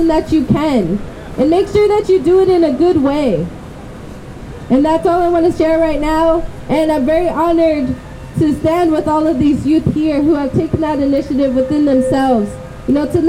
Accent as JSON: {"language": "English", "town": "Richmond", "region": "California", "country": "United States", "tie": "born or raised there", "said": "all my life I've grown up in Richmond"}